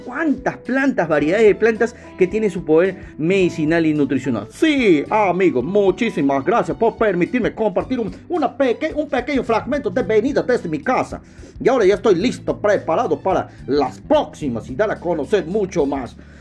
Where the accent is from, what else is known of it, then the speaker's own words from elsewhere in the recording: Peru; en mi país, por ejemplo, tenemos tres regiones naturales. La costa, ¿no? La sierra y la selva